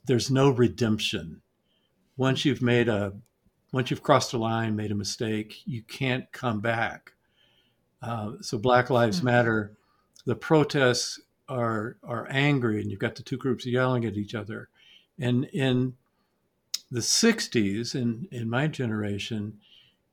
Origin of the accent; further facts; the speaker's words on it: Atlanta, Georgia, United States; So I grew up in Atlanta in the 1960s.